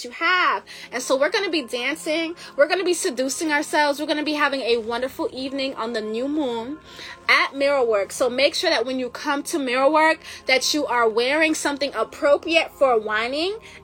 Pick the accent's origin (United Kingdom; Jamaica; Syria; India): Jamaica; I'm Jamaican